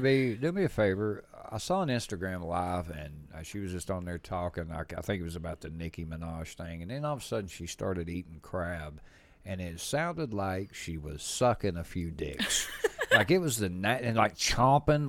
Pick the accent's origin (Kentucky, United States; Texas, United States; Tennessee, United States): Tennessee, United States; we're from the South. We're from Tennessee.